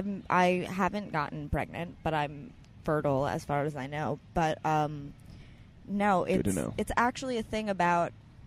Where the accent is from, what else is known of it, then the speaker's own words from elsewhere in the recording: New York City, New York, United States; I grew up in Alphabet City.